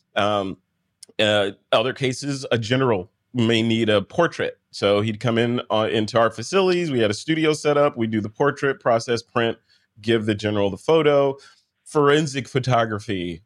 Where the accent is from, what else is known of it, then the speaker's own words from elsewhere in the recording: United States; accent: American; this boring American accent that I have